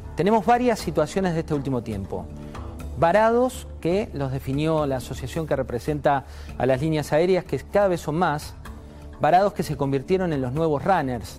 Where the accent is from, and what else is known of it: Argentina